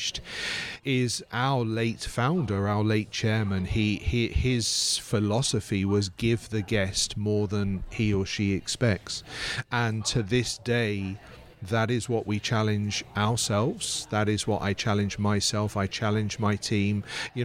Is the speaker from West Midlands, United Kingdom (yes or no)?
yes; Worcester, West Midlands, United Kingdom; now in Bahamas; there's a cathedral city in England, Worcester, spelt the same way, and that's where I'm from